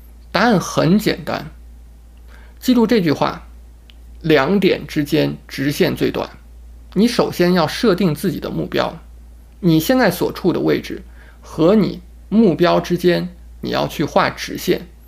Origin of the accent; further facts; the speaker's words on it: China; now in Houston, United States; 那个时候我来到美国，我从中国来到美国定居，我只身来到美国，带了两个行李箱，我的落脚城市是德克萨斯州的休斯敦。